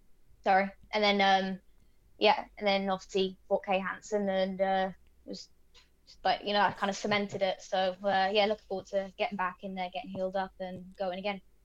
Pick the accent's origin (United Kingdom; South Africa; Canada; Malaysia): United Kingdom; now in Sacramento, United States; I'm British.